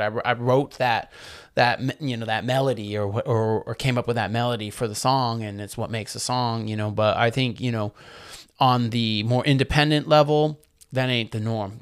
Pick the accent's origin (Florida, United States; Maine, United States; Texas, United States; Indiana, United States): Maine, United States; moved away as an adult; also born or lived in New Britain, Connecticut; growing up in Maine, you know, in the eighties and nineties